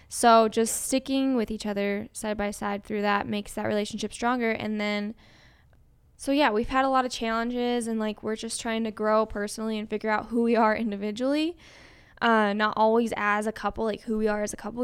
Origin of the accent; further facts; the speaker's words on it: Colorado, United States; moved away; also born or lived in Indiana; I just had never been challenged in school growing up in Colorado